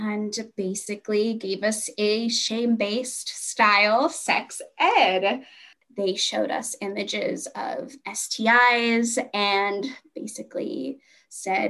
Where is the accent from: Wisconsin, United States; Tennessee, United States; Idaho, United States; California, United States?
California, United States; Hanford; am from the Central Valley in California. There's a bunch of like small farmer towns where we have a lot of agriculture. I went to high school in a really small town called Hanford, California.